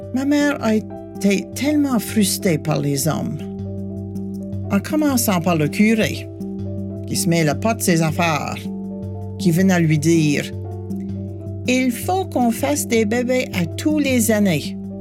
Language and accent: French; New Brunswick, Canada; j'ai grandi au Nouveau-Brunswick